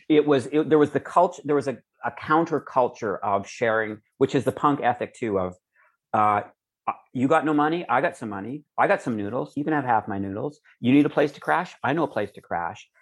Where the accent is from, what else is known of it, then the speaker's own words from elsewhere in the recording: Calgary, Alberta, Canada; also born or lived in Edmonton; growing up in Calgary